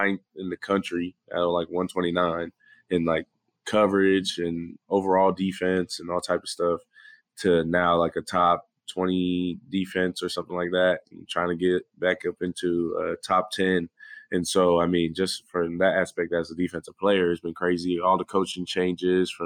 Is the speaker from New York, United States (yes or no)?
no; Fresno, California, United States; now in Oklahoma, United States; I'm from Fresno, California, 559